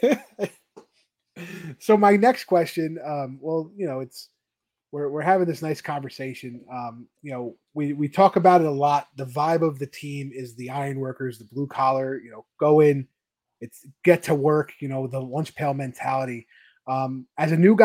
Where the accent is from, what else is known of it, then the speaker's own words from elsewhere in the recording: New York City, New York, United States; growing up where I grew up in New York, like, you were hitting the Fordham Road every day